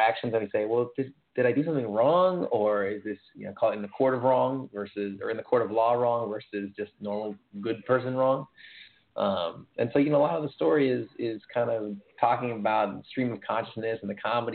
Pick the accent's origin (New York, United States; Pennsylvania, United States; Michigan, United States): New York, United States; as a New Yorker